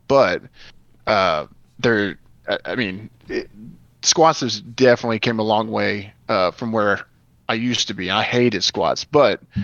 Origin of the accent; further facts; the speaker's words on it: Arkansas, United States; I was from Arkansas